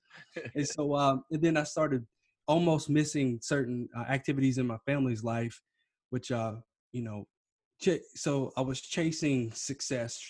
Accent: Kentucky, United States; moved away as an adult; now in California, United States; originally from Kentucky

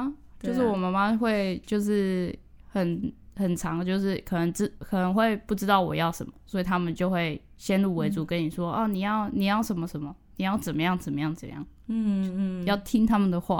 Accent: Yunlin County, Taiwan; now in Tainan, Taiwan; 我是云林，嗯，对啊，所以我就换了一个城市生活

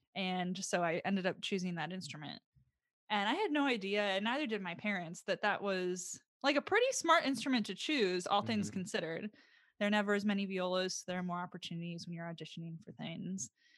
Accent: Sun Prairie, Wisconsin, United States; also born or lived in Waukesha, United States; So I grew up in Sun Prairie, Wisconsin, which is a suburb of Madison, not too far, obviously. But I was born in Waukesha, basically.

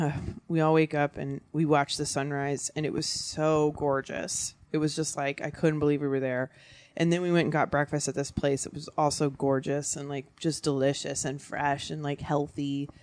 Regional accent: Virginia, United States; also born or lived in New York; now in Los Angeles, United States; I'm from Virginia.

